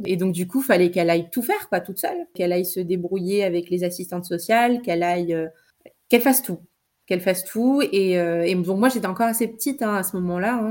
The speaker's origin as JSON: {"language": "French", "town": "Trappes", "region": "Île-de-France", "country": "France", "tie": "born or raised there", "said": "je suis née à Trappes euh, en 1990. Et j'y ai grandi"}